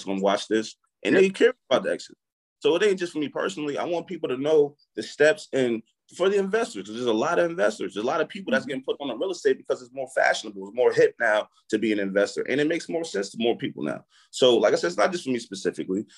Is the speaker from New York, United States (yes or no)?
yes; Albany, New York, United States; We know we're from Uptown. We're from Arbor Hill, bro. Like, why can't – I'm born and raised here. I went to school, St. Casimir's. I went to Albany High School.